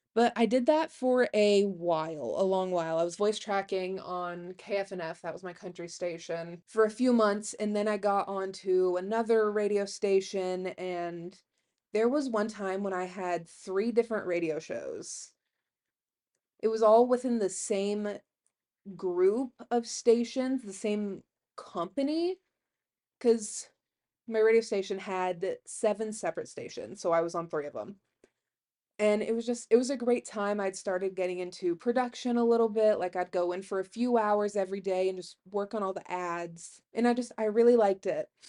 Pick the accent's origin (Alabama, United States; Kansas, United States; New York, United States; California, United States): Kansas, United States; Herndon; also born or lived in McCook, Nebraska; I'm from Herndon, Kansas, it's where I like to say I grew up